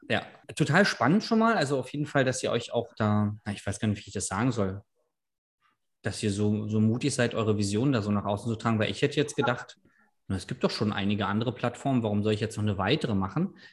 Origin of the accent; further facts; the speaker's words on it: Berlin, Germany; ich komme ja aus Berlin